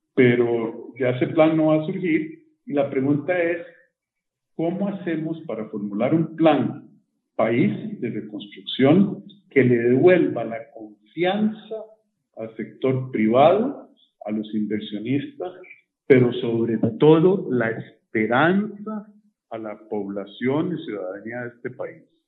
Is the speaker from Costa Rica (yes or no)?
yes; Costa Rica; nosotros ahora somos como costarricenses